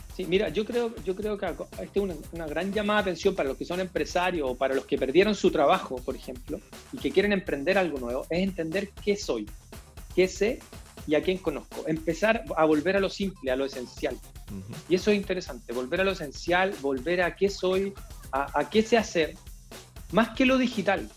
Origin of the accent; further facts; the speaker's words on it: Chile; aquí en Chile